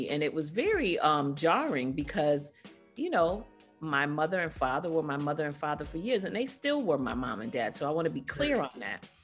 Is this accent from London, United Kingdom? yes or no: yes; London, United Kingdom; born there; At the time, I was still a British citizen. I was born in London, England.